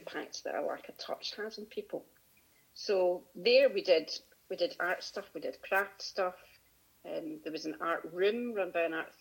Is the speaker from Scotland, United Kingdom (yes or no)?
yes; Glasgow, Scotland, United Kingdom; also born or lived in Pittenweem, Fife / Manchester; I grew up in Glasgow initially, but most of my early childhood was in Pittenweem and Fife. And then we moved back to Glasgow. So around Glasgow predominantly, but 7 years in Fife